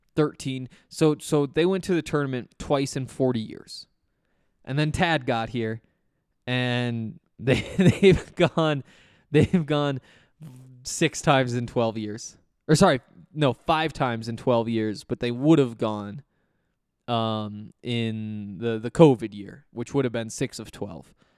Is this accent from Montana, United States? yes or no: yes; Montana, United States; I'm from Montana